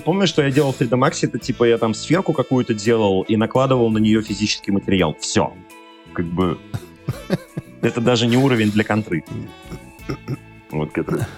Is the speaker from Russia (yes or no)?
yes; Saint Petersburg, Russia; Я сам из Петербурга вообще изначально.